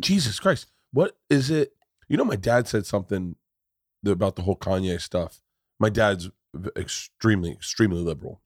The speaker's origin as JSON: {"language": "English", "town": "Tampa", "region": "Florida", "country": "United States", "tie": "born or raised there", "said": "growing up in Tampa"}